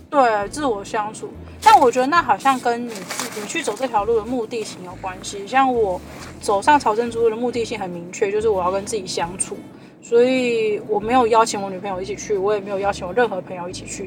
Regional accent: Kaohsiung, Taiwan; now in Taipei, Taiwan; 我的家乡高雄

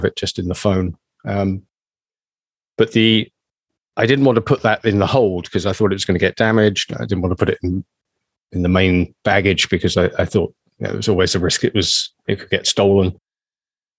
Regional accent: England, United Kingdom; moved away as an adult; now in Canada; I consider Canada as much home as my home country, England.

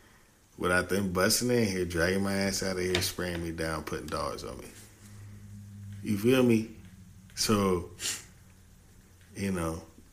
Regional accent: Chattanooga, Tennessee, United States; I'm an hour from Atlanta.

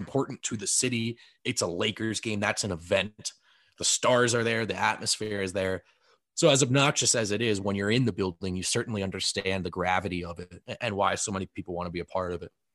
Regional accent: New Jersey, United States; moved away; I grew up in New Jersey

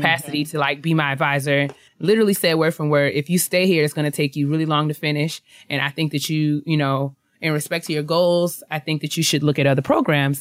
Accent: New York, United States; moved away; I'm from New York. I lived there my whole life

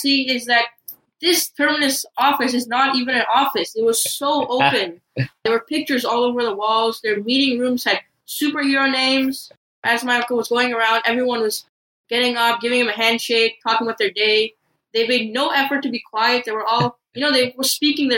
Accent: Toronto, Ontario, Canada; I am from Toronto.

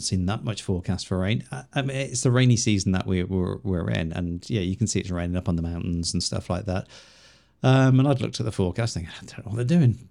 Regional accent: Liverpool, North West England, United Kingdom; accent: Scouse; moved away; also born or lived in Chiang Mai, Thailand; same place as you originally

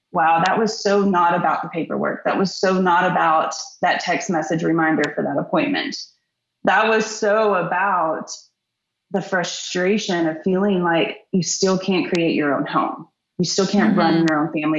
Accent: Texas, United States; I'm from Texas, Little League sports

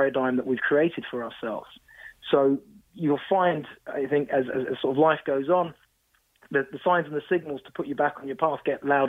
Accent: London, United Kingdom; now in Toronto, Canada; growing up in London, very old society

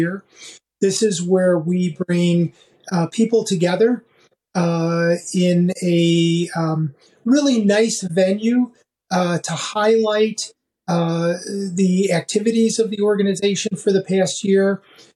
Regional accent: Chicago, Illinois, United States; my hometown, Chicago

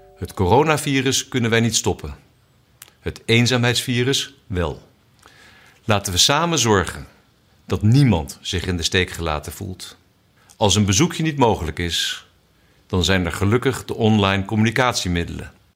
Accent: Netherlands

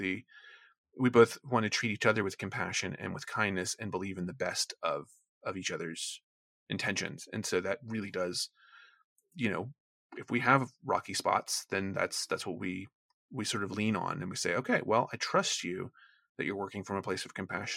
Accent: the South, United States; moved away; also born or lived in Maine; where I grew up in the South

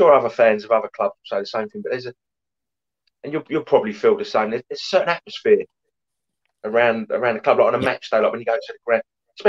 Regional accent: East Ham, London, United Kingdom; Well, for one, it was my local team. I grew up in East Ham.

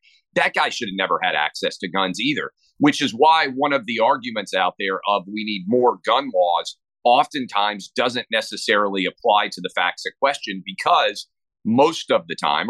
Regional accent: the South, United States; I grew up in the South, so I grew up around guns.

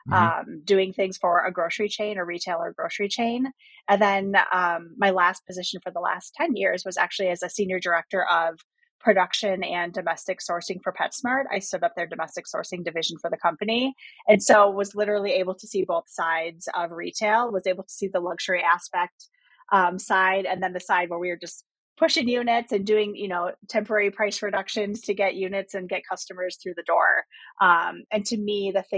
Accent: Wisconsin, United States; I was born in Wisconsin, spent a ton of time in nature

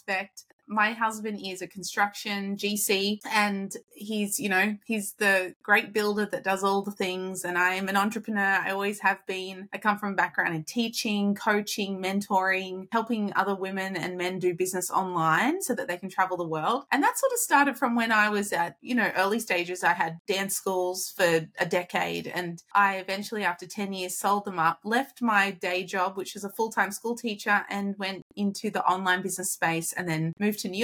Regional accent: Australia; moved away; I am Australian, my husband's Californian

